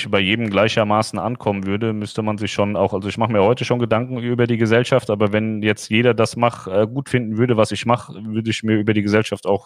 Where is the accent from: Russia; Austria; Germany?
Germany; Hesse; Ich komme ja aus dem Rhein-Main-Gebiet, da gibt es Wixhausen, Darmstadt-Wixhausen.